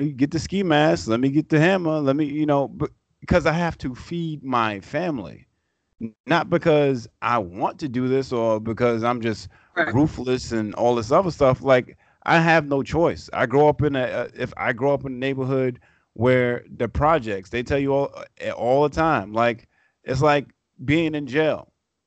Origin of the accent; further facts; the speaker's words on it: New York City, New York, United States; staying in Brooklyn my whole life and Queens my whole life